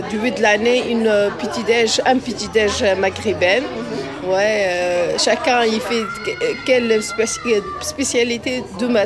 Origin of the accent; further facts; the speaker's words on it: Tunisia; also born or lived in Algeria; Moi, je suis tunisienne, algérienne et elle, Maroc.